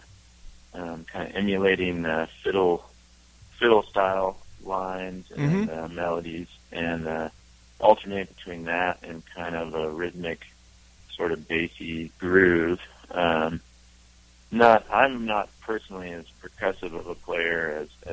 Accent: California, United States; moved away as an adult; now in Wyoming, United States; I grew up in California

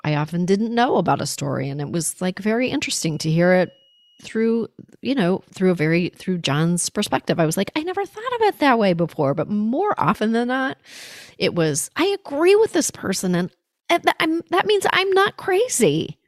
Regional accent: Canada; now in United States; I was born in Canada. I'm an American now. I vote here

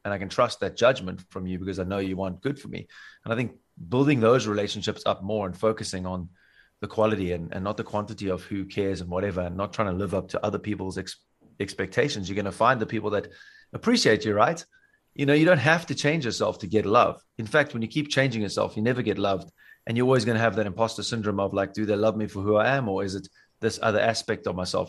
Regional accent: South Africa; now in Bavaria, Germany; where I come from Africa

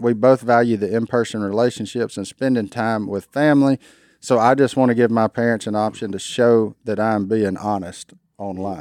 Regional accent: Louisiana, United States; I'm a redneck from Louisiana

